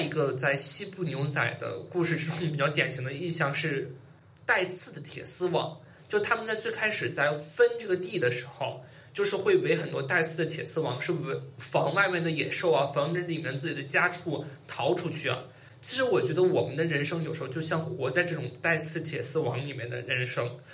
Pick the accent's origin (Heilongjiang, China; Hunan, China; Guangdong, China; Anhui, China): Heilongjiang, China; Mudanjiang; moved away as an adult; also born or lived in Shanghai; now in Beijing, China; 我来自于黑龙江省、来自于黑龙江省、我们南疆市